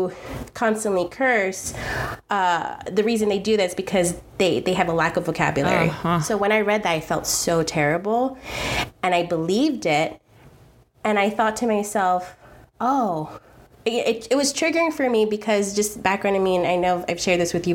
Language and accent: English; New York City, New York, United States; I'm the girl from Queens, and I'm very proud